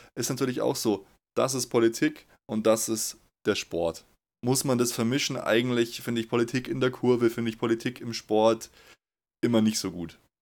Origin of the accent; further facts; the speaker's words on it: Munich, Bavaria, Germany; Ich bin in München geboren.